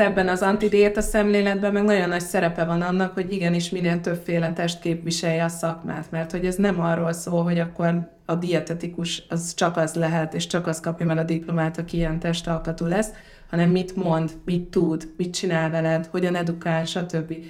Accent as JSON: {"language": "Hungarian", "country": "Hungary", "also_born_or_lived": "Ghana", "said": "gánai magyarként itt vagyok"}